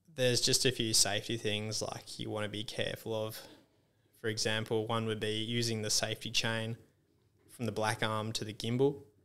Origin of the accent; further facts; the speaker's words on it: Esperance, Western Australia, Australia; I grew up in Esperance and there's, like, heaps of farming and stuff around